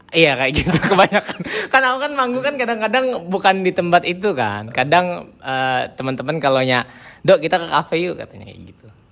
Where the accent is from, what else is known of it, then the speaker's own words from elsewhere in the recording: Indonesia; moved away as an adult; pas aku di Indonesia